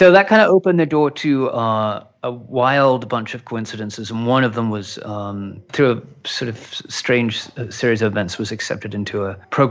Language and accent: English; Outback Australia, Australia; now in Los Angeles, United States; growing up in Outback Australia with six television stations and a couple of magazines